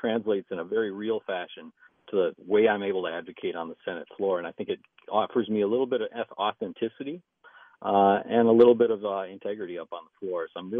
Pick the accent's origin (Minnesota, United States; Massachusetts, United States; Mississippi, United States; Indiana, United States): Minnesota, United States; St. Paul; also born or lived in Madison, Wisconsin; I'm a Minnesota native. I grew up in St. Paul, went to Highland Park.